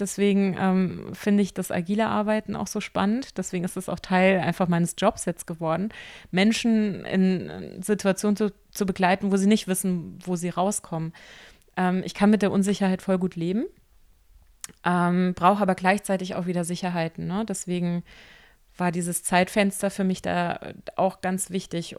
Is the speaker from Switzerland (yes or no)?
no; Rheinhessen, Rhineland-Palatinate, Germany; bei uns in Rheinhessen